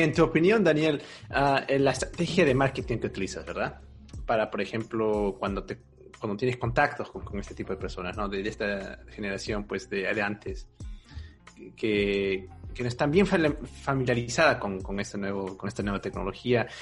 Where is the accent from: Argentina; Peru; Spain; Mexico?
Peru; now in Germany; yo, soy de Perú y no estoy viviendo en Perú, yo estoy viviendo en Alemania.